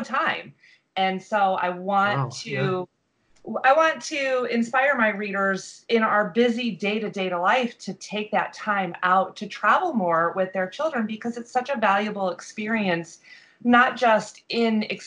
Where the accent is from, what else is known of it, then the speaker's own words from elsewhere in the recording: Michigan, United States; now in Florida, United States; we travel every year to Michigan because that's where my family is